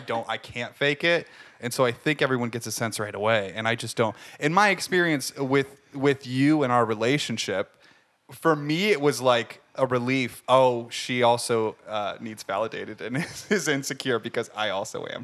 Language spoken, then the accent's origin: English; Ohio, United States; moved away; I'm from Ohio